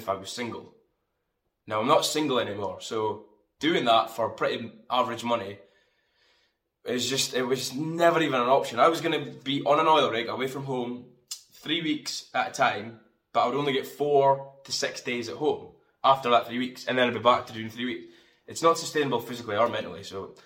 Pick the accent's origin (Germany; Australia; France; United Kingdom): United Kingdom; Fraserburgh, Scotland; now in Aberdeen, United Kingdom; I come from Scotland, northeast of Scotland. I'm from Fraserburgh, and I live in a city called Aberdeen.